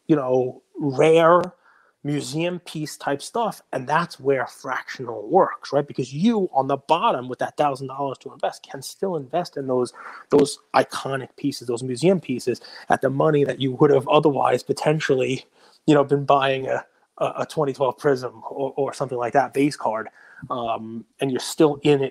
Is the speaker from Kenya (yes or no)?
no; New York, United States; being a New Yorker